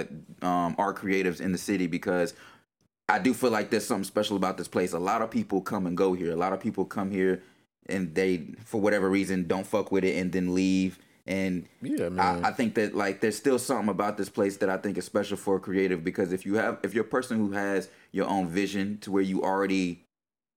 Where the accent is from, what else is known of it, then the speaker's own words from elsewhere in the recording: Charlotte, North Carolina, United States; now in Portland, United States; I still love back home, you know what I'm saying? Because that's my hometown.